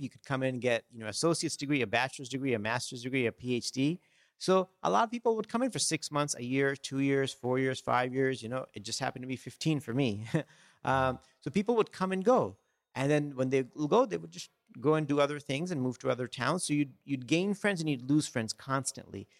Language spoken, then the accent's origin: English; Los Angeles, California, United States; also born or lived in India; growing up, I grew up in Southern California in Los Angeles